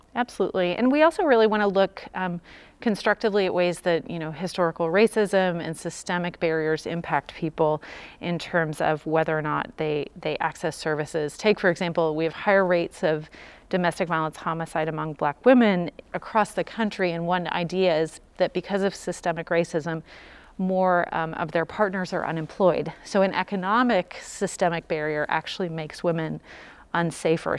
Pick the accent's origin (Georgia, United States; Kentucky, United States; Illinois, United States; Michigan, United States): Kentucky, United States; Louisville; I'm from Louisville since age five